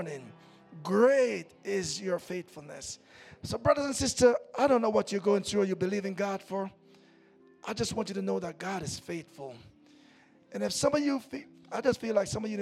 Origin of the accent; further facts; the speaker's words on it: Jamaica; moved away; I remember growing up in Jamaica